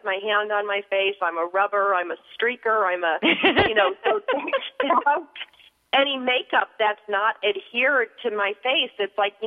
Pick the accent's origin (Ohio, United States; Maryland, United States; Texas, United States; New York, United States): New York, United States; Buffalo; when I was a little girl growing up in Buffalo